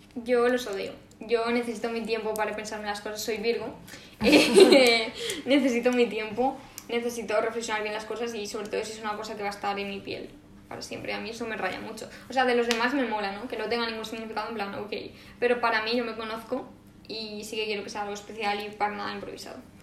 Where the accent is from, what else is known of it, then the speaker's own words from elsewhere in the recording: Valencian Community, Spain; como buenas valencianas que somos